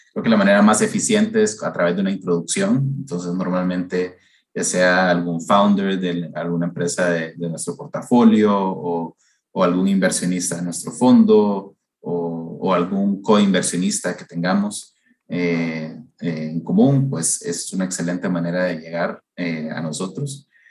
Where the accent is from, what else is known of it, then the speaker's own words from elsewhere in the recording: Honduras; also born or lived in United States; now in Costa Rica; Yo, de hecho, no soy costarricense, sino que soy hondureño, eh, pero llevo viviendo aquí en Costa Rica desde hace unos, unos 15 años